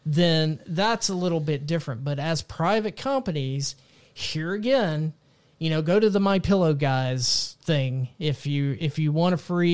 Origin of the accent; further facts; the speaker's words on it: Texas, United States; my home state of Texas